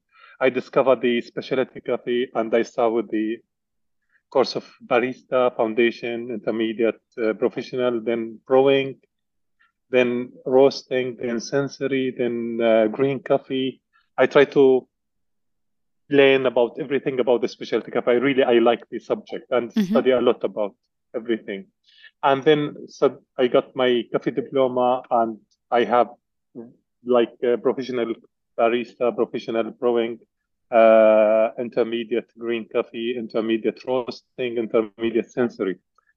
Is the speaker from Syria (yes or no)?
yes; Syria; English is a second language; moved away as an adult; also born or lived in Saudi Arabia / Dubai, United Arab Emirates; now in Bath, United Kingdom; I born in Syria. I grown up in Syria, and I graduated from Damascus University in 1992. Then I moved to Gulf area, Saudi Arabia and Dubai.